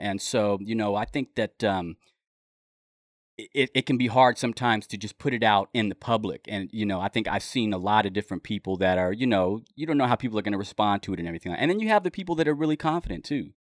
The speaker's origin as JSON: {"language": "English", "town": "Los Angeles", "region": "California", "country": "United States", "tie": "born or raised there", "also_born_or_lived": "Mojave Desert, California", "moved": "yes", "lives_now": "Humboldt County, United States", "said": "I grew up in Los Angeles, and I've been listening to hip hop since I was, um, you know, living in the Wilshire District down there."}